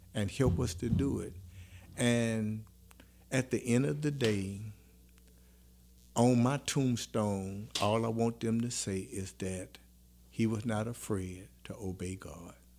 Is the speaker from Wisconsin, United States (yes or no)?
no; New Roads, Louisiana, United States; boys from New Roads